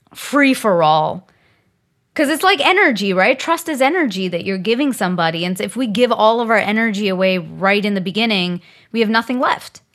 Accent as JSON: {"language": "English", "country": "India", "said": "I'm Indian, and in the Indian community"}